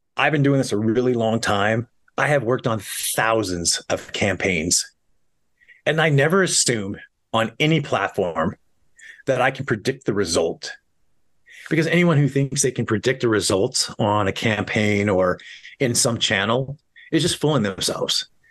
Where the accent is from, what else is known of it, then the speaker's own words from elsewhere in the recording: Montana, United States; moved away as an adult; also born or lived in New York City; I'm from Montana